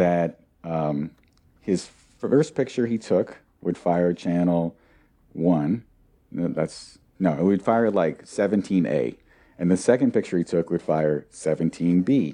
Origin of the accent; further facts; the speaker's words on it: near Portland, Oregon, United States; I grew up near Portland, Oregon